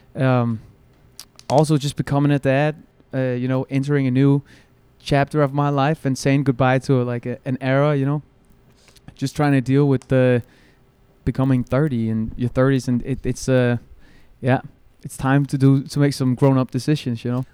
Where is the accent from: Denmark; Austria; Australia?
Denmark; Copenhagen, Capital Region of Denmark; I'm born and raised in Copenhagen